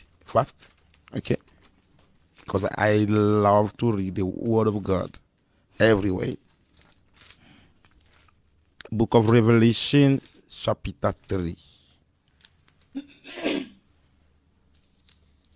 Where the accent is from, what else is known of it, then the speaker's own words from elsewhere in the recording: Angola; English is a second language; also born or lived in Democratic Republic of the Congo; now in Guangzhou, China; I born in Congo Democratic. Okay. And I grew up in Angola